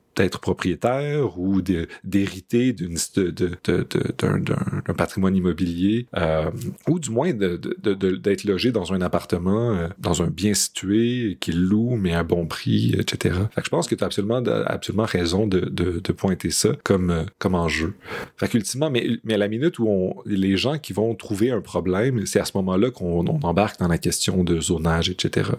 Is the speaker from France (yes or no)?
no; Montreal, Quebec, Canada; en tant que Montréalais